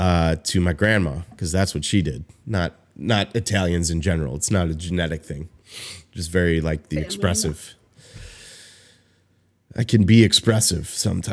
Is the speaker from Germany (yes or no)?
no; United States; I'm Irish. I'm a fucking, you know, I'm not. I'm an American.